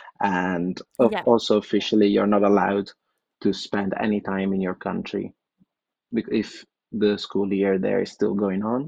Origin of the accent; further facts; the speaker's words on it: Milan, Lombardy, Italy; first language Italian; English is a second language; moved away as an adult; also born or lived in France / Germany; now in Netherlands; I come from Milan in Italy, and I studied medicine in Milan, and I moved recently about a year and a half ago to the Netherlands